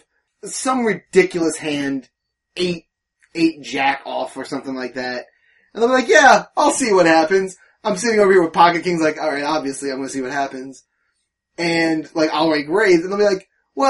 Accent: New Jersey, United States; also born or lived in Pennsylvania / Delaware; I'm from Jersey, right near Pennsylvania.

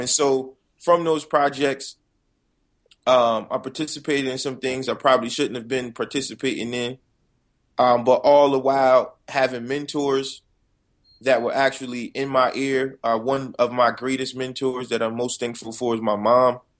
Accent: Paterson, New Jersey, United States; I'm just a kid from Patterson

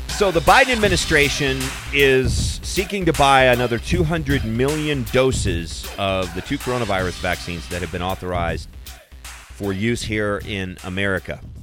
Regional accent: Central Kentucky, United States; now in Colorado, United States; I'm, I'm originally from Central Kentucky

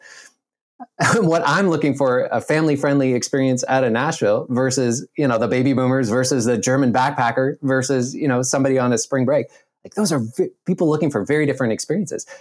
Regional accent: Nova Scotia, Canada; I grew up in Nova Scotia, Canada

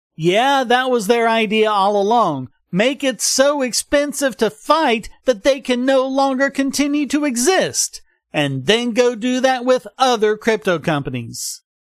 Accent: North Carolina, United States; moved away; My home state of North Carolina

